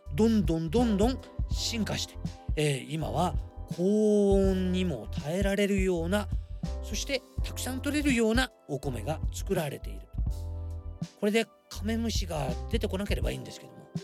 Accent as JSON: {"language": "Japanese", "region": "Nagasaki", "country": "Japan", "tie": "born or raised there", "said": "長崎出身なんでよくわかりますけども"}